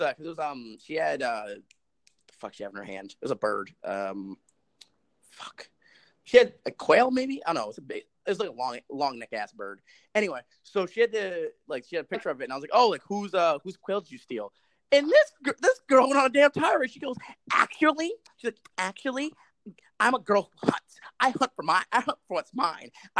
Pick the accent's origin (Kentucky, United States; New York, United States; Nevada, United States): New York, United States; New York City; I'm from the Bronx.